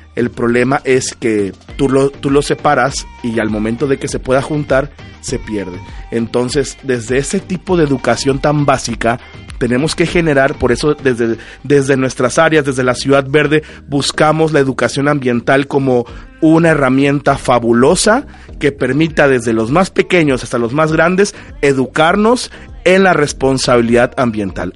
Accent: Mexico; nos unió como mexicanos

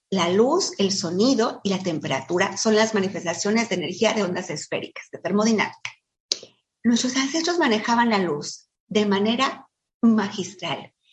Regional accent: Mexico City, Mexico; Con los que vinimos de la Ciudad de México y de, lugares más, más fríos que aquí

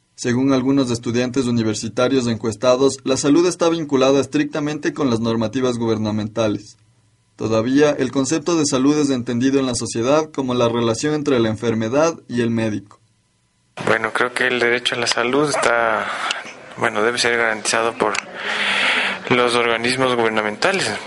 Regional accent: Ecuador; como ecuatorianos

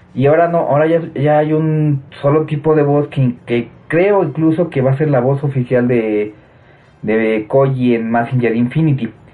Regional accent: Mexico; ahorita en mi país, en México

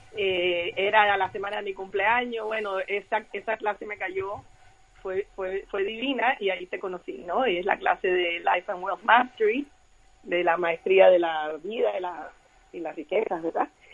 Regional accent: Cuba; soy cubana como dijiste

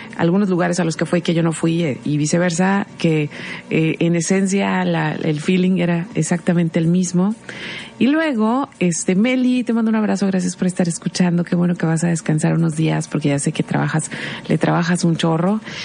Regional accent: Mexico; lo que somos como sociedad mexicana

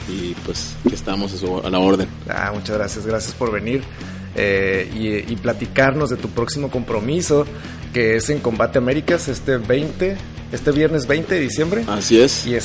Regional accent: Hermosillo, Sonora, Mexico; moved away; soy de Hermosillo, Sonora. Sonorense.

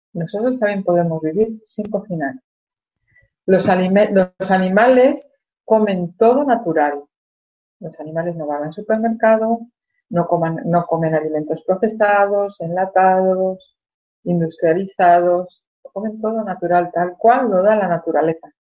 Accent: Spain; cuando era niña en España

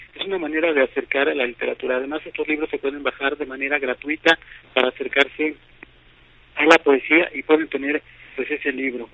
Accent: Huehuetla, Puebla, Mexico; first language Totonac; Spanish is a second language; Huehuetla, donde yo viví, esto es en la Sierra Norte de Puebla

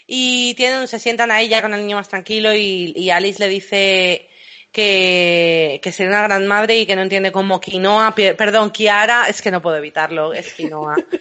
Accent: Madrid, Community of Madrid, Spain; also born or lived in London; soy también nacida en Inglaterra, criada en Madrid nací en Londres.

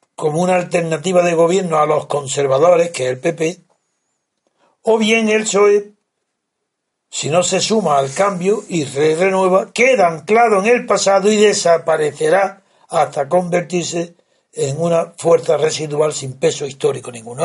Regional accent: Órgiva, Andalusia, Spain; mi pueblo Orgiva

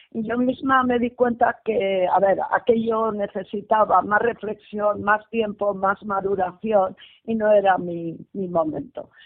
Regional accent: Bilbao, Basque Country, Spain; soy de Bilbao y resido en Bilbao

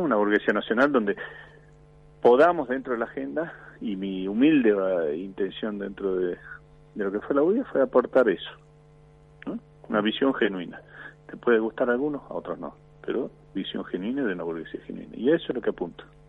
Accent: Argentina; Yo me quedo en mi país

